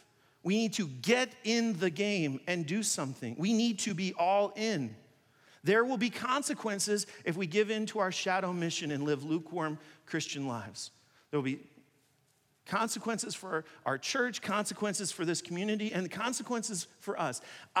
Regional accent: China; When I grew up in China, I played basketball with a lot of Chinese people.

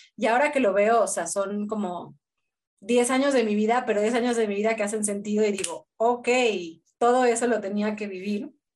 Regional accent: Mexico City, Mexico; moved away as an adult; also born or lived in Buenos Aires; soy de la Ciudad de México, pero siempre viví una parte de, casas bajas, más

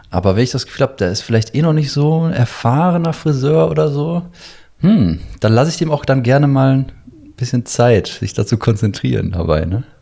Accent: Syria; German is a second language; now in Germany; ich bin ja aus Syrien auch geflüchtet und so, ne? Vor ein paar Jahren und so.

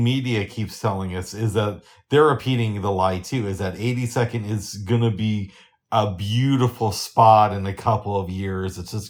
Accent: Portland, Oregon, United States; As long as I can remember, and I grew up in Portland, I know I moved around a lot, but people have always been saying 82nd is on the come up.

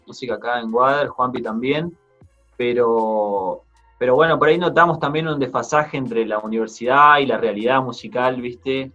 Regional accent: Paraná, Entre Ríos, Argentina; Somos de Paraná, Entre Ríos

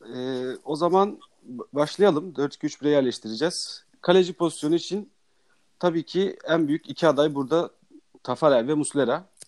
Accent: Gaziantep, Turkey; Ben de Gaziantepliyim

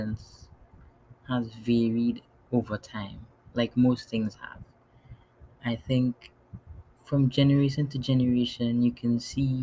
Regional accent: Trinidad & Tobago; also born or lived in New York City, United States; now in New York, United States; I was born in New York City, but grew up in Trinidad and Tobago in the Caribbean. And now I'm back in New York

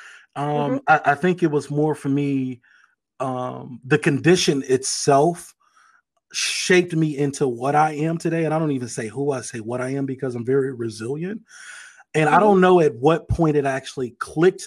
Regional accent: East St. Louis, Illinois, United States; born and raised in East St. Louis, Illinois

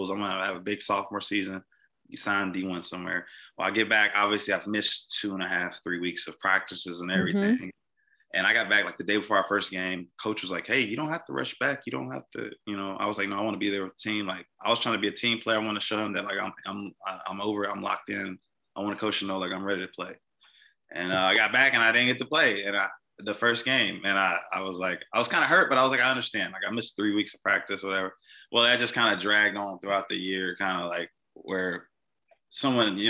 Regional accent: Mississippi, United States; moved away; a police officer in my hometown.

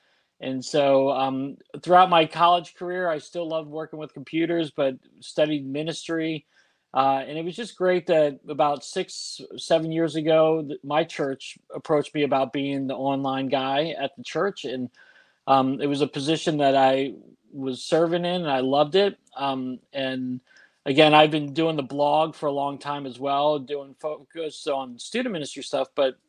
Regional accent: Washington, District of Columbia, United States; Yeah, so I was born and raised in Washington, D.C., just outside of D.C.

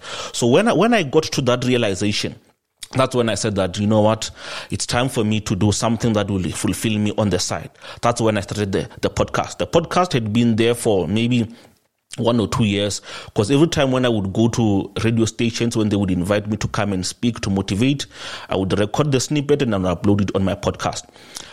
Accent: South Africa; I grew up here in South Africa

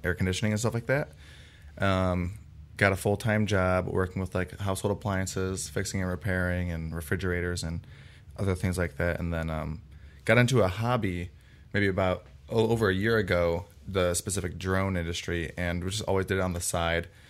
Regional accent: Parma, Ohio, United States; I come from Cleveland, Ohio, um, es-, more specifically Parma, and, um, I went to Holy Name High School

